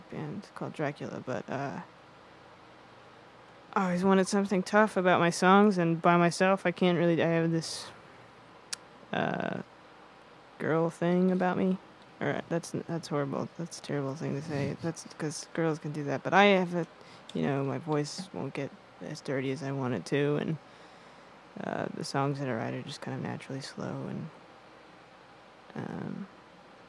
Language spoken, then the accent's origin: English; Fort Worth, Texas, United States; born or raised there; now in Houston, United States